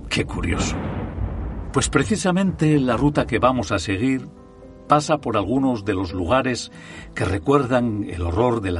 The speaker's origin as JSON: {"language": "Spanish", "town": "Gijón", "region": "Asturias", "country": "Spain", "tie": "born or raised there", "said": "Soy de Gijón de toda la vida. He trabajado por más de 50 años en el puerto del Musel y vivo en la barriada del Llano."}